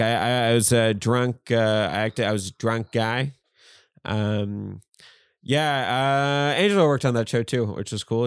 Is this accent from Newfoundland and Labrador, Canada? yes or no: yes; Newfoundland and Labrador, Canada; moved away; I'm from Newfoundland